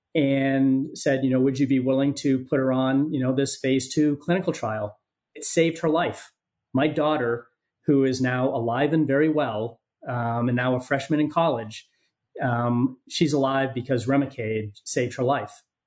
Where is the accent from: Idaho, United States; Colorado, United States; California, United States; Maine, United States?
Maine, United States; moved away; also born or lived in San Diego; my home state of Maine